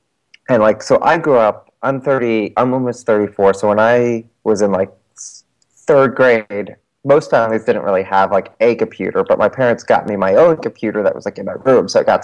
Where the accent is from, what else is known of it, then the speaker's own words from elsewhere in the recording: New Jersey, United States; accent: South Jersey Philly; I grew up in South Jersey, just outside of Philadelphia. So I brought a South Jersey Philly accent with me when I moved up into, like, North Jersey